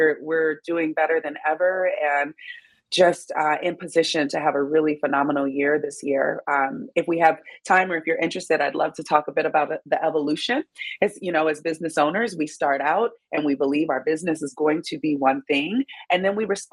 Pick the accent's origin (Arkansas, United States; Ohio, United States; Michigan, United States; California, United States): Michigan, United States; Detroit; moved away; also born or lived in Miami; I'm from Detroit, Michigan